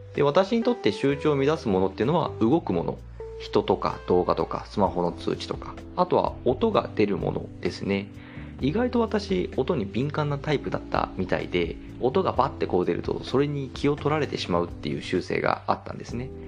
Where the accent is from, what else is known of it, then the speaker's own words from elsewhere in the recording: Hokkaido, Japan; moved away as an adult; now in Kanto, Japan; 私北海道出身で長いこと北海道で過ごしていたので、関東に引っ越してから